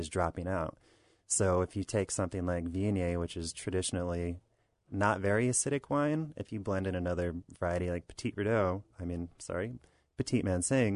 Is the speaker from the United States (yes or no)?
yes; Southern New York, United States; now in Virginia, United States; I'm from Southern New York.